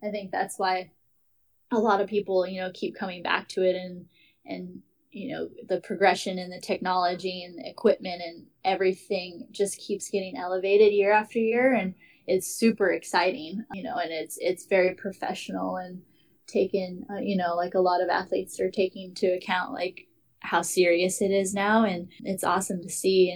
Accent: Hawaii, United States

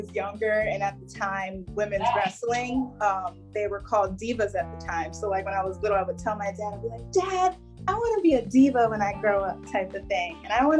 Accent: Buffalo, New York, United States; I'm actually from Buffalo, New York.

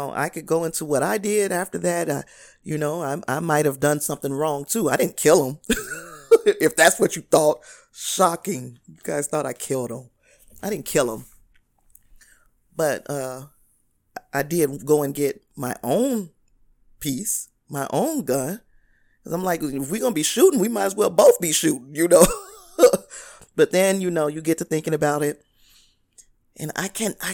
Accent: Gary, Indiana, United States; moved away as an adult; I grew up in Gary, Indiana, and the neighborhood that I lived in from the time I was 3 years old until adulthood

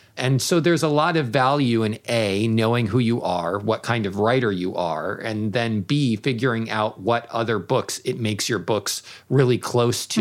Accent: United States; moved away; as an American in Japan

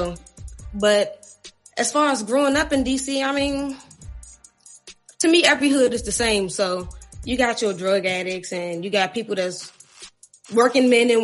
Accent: Washington, District of Columbia, United States; also born or lived in Maryland; I'm from D.C., Washington, D.C., Northeast. But I kind of grew up not all over D.C., but mainly Northeast, Northwest.

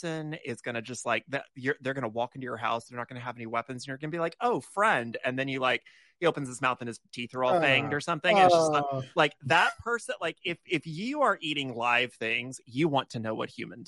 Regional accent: Texas, United States; I'm from Texas. I grew up in Texas

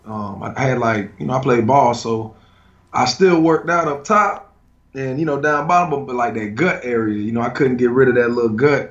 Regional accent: South Florida, United States; I'm from South Florida

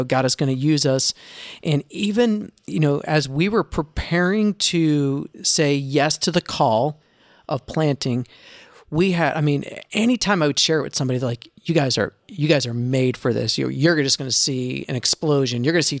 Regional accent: East Coast, United States; moved away as an adult; also born or lived in Easton, Maryland / north of Boston; That's a town in Maryland called Easton. Yeah. Okay. So we're from the East Coast.

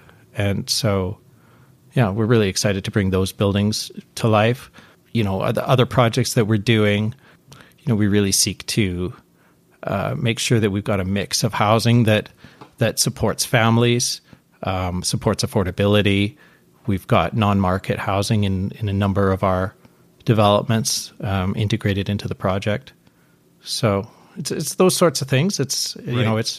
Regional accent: Ladner, British Columbia, Canada; I'm born and raised in the Lower Mainland, grew up in Ladner, South Delta, graduated from Delta Secondary School.

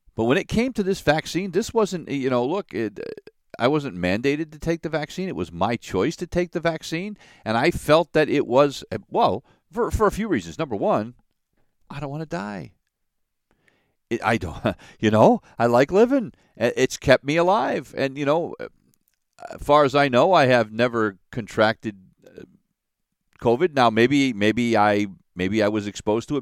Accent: United States; an American citizen

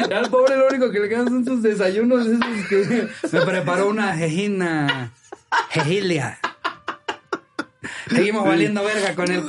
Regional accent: Mexico

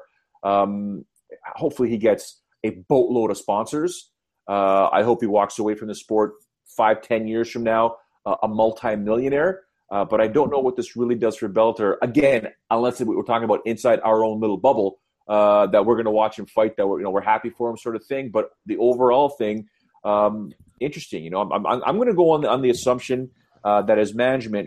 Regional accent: Canada; I'm Canadian

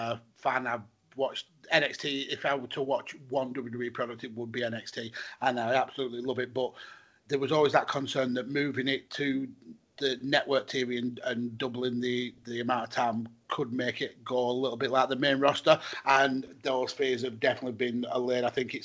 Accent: United Kingdom; Yeah, well, obviously being British, as you know, we kind of get these tidbits on Twitter before we actually get the show.

